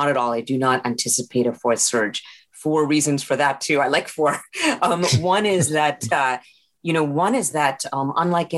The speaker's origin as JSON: {"language": "English", "country": "India", "moved": "yes", "said": "I'm from India, so we have the UK history"}